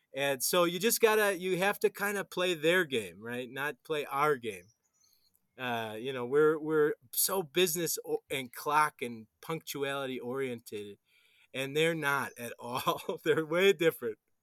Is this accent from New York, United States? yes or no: no; Wisconsin, United States; now in Colombia; I'm from Wisconsin